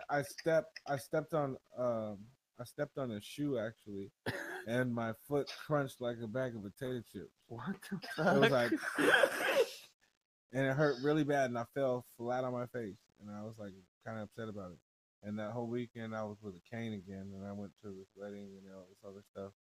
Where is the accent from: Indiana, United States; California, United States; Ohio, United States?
Indiana, United States; moved away; hey, let me tell you this. When I left Indiana, the motherfuckers trea